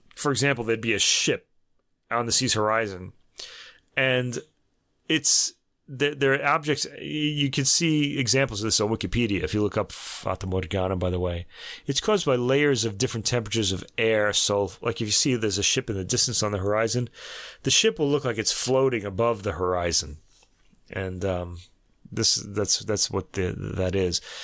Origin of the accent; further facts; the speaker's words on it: Brooklyn, New York, United States; I'm from, I was born in Brooklyn